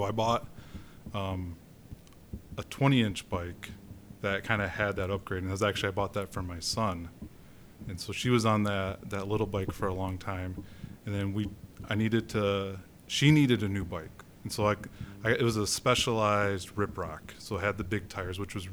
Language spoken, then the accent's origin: English; Grand Rapids, Michigan, United States; also born or lived in British Columbia; now in Grand Rapids, United States; I grew up in Grand Rapids.